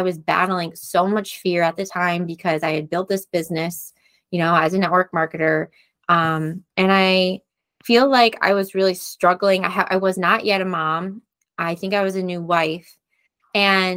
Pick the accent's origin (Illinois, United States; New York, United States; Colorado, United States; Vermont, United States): New York, United States; I'm from New York